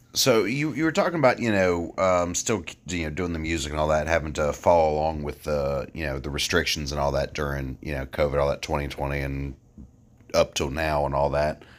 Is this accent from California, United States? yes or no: no; Franklin County, Virginia, United States; also born or lived in Roanoke, Virginia; I grew up in Franklin County, but I've lived in Roanoke, you know, as well for the last, you know, ten years or so